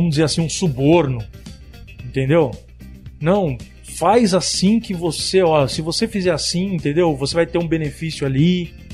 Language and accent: Portuguese; Paraguay; Eu sou descendente de oriental. Eu sou, eu sou japonês do Paraguai